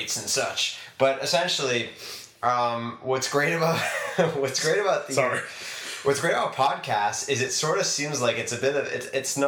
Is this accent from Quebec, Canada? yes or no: yes; Montreal, Quebec, Canada; first language English; I'm obviously from Montreal.